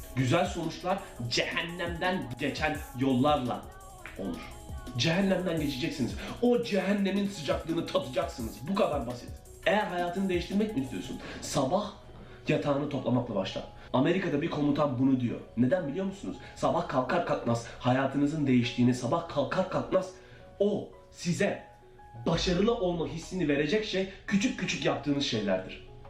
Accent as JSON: {"language": "Turkish", "country": "Turkey", "moved": "as an adult", "lives_now": "United States", "said": "Türkiye'den taşındım, kendi tek başıma yaşadım."}